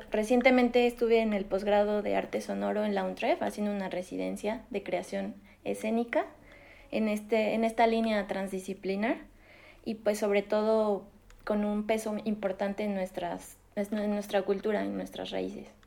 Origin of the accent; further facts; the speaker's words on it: Mexico City, Mexico; yo nací en la Ciudad de México